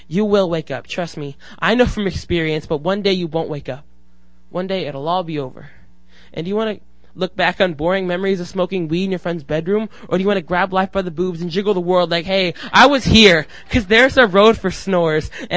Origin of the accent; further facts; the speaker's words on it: Seattle, Washington, United States; I'm from Seattle.